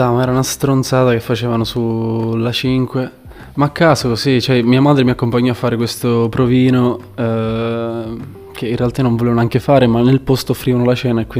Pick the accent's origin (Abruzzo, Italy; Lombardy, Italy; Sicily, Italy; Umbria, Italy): Sicily, Italy; Valderice; moved away as an adult; also born or lived in Livorno; now in Empoli, Italy; Sono originario di Valderice, in provincia di, di Trapani, in Sicilia. Eh, da tre annetti mi sono trasferito qui in Toscana, ho fatto un anno a Empoli, poi un anno a Livorno e ora sono ritornato a Empoli.